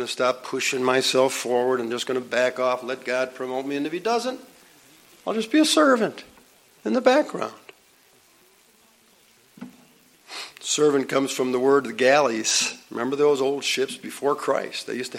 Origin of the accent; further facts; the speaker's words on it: Buffalo, New York, United States; I grew up in South Buffalo.